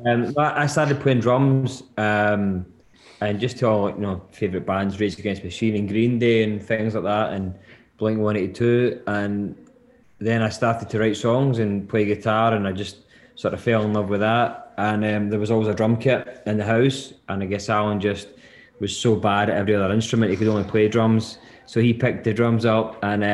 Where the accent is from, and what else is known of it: Lanark, Scotland, United Kingdom; born or raised there